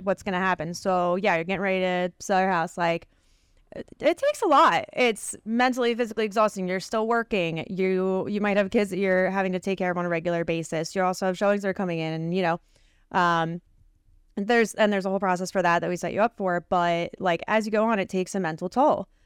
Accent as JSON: {"language": "English", "town": "Philadelphia", "region": "Pennsylvania", "country": "United States", "said": "we're from the Philly area, we're Sixers fans"}